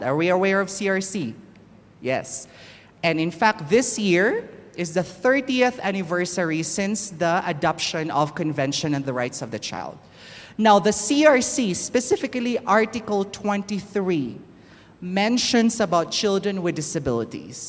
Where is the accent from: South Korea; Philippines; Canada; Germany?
Philippines; now in Kenya; I'm originally from the Philippines